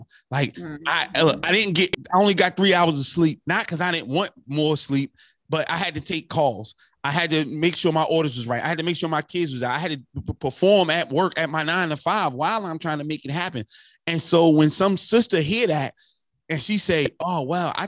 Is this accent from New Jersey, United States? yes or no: yes; North New Jersey, United States; I'm from North New Jersey